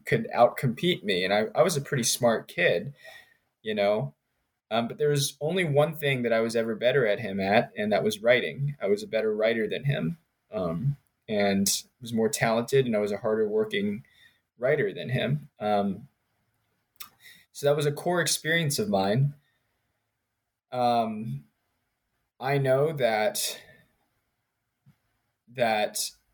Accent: Richmond, Virginia, United States; moved away; also born or lived in Princeton, New Jersey / Maryland / North Carolina; So I grew up in Richmond, Virginia, and Princeton, New Jersey

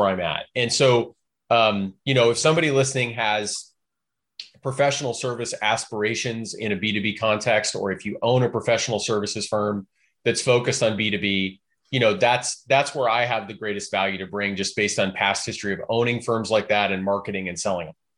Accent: Chicago, Illinois, United States; now in Portland, United States; I grew up in Chicago

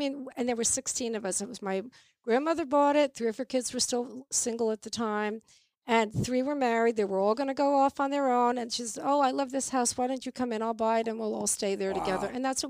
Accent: Pelham, New York, United States; I grew up in Pelham, New York. And we had a music closet in my house. My house, I grew up in a house with 16 people.

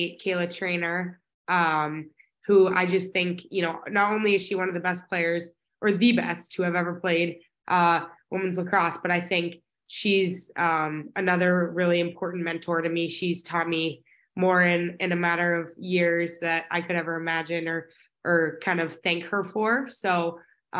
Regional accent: Dallas, Texas, United States; now in Boston, United States; Originally from Dallas, Texas, born and raised my whole life.

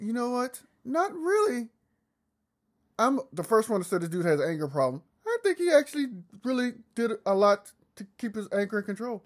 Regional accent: the South, United States; I'm from the country. I'm from the South

